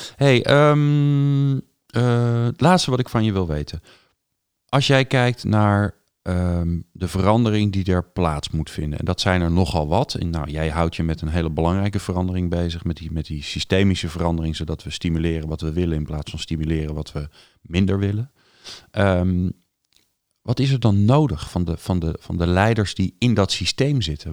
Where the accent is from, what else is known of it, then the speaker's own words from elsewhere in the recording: Netherlands; wij worden als Hollanders in het buitenland als bot gezien